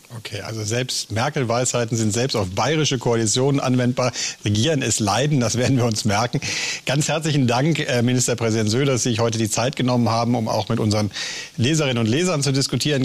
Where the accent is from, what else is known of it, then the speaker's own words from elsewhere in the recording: Rhineland, Germany; als Rheinländer blutet mir persönlich natürlich das Herz